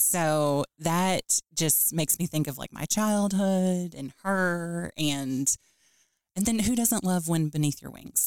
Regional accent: Louisville, Kentucky, United States; also born or lived in Lexington, Kentucky; I grew up in Louisville, Kentucky born and raised there

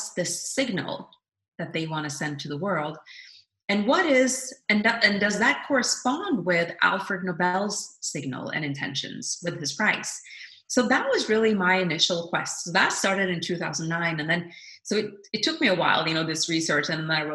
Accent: Norway; I was always very proud as a Norwegian citizen

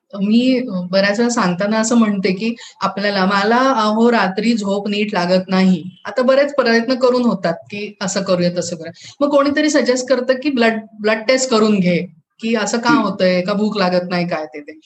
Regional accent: North India, India; moved away; माझं बालपण जे आहे ते उत्तर भारतात गेले

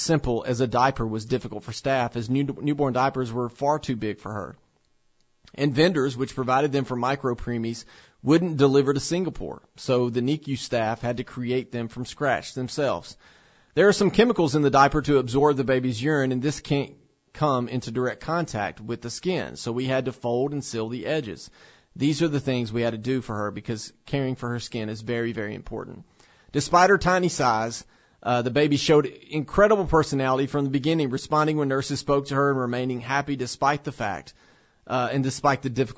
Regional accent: Tennessee, United States; here in my home state of Tennessee

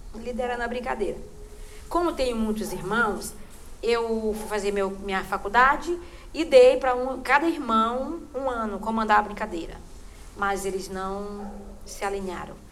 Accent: Cachoeira Grande, Maranhão, Brazil; moved away; also born or lived in São Luís island; Eu nasci no interior da região do Munim, por nome Pindobal, que é município de Cachoeira Grande. Hoje se chama Cachoeira de Morros

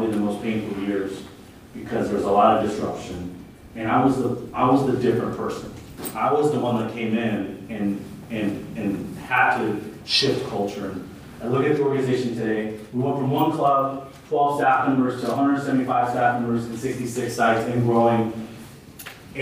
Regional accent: Santa Ana, California, United States; I grew up in Santa Ana

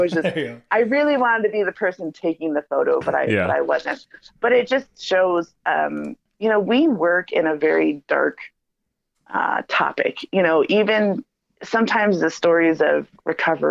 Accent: Chicago, Illinois, United States; I'm from Chicago

